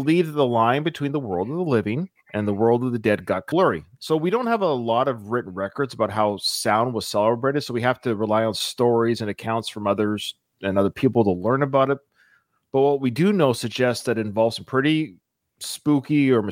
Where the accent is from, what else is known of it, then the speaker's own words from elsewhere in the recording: Pacific Northwest, British Columbia, Canada; I was born and raised in the Pacific Northwest for you Americans, like right above Seattle.